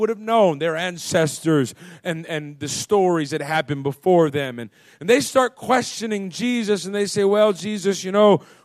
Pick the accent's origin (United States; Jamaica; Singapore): United States; As American people